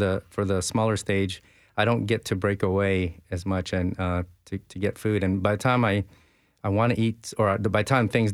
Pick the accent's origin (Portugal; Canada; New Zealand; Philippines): Philippines; now in Nashville, United States; I was born in the Philippines